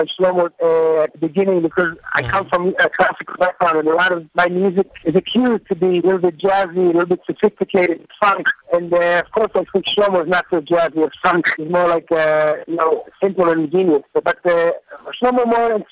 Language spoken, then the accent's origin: English; Jerusalem, Jerusalem District, Israel; we grew up in Nachlaot, which is not far from the Shuk Machane Yehuda